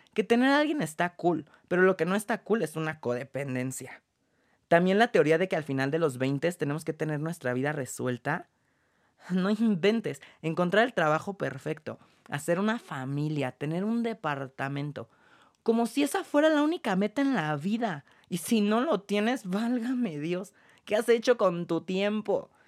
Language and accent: Spanish; Mexico City, Mexico; also born or lived in London / France / Los Angeles; mexicano. Vivo en la Ciudad de México y toda mi educación fue aquí.